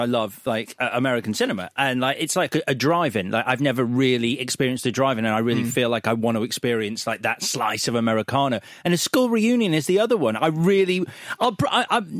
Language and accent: English; Leeds, Yorkshire and the Humber, United Kingdom; moved away; also born or lived in London; I was leaving my hometown